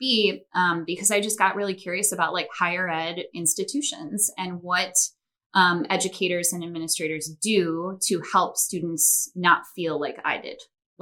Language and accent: English; Chicago, Illinois, United States; also born or lived in Milwaukee, Wisconsin; I am originally from the Chicagoland area. I grew up in the northwest suburbs